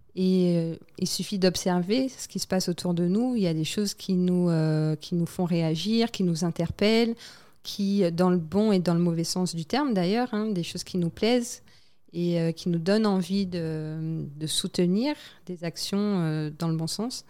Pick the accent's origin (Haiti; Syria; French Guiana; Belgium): French Guiana; moved away as an adult; also born or lived in Île-de-France, France; j'avais grandi, j'ai passé euh, la majorité de ma vie scolaire, on va dire, dans, en Guyane.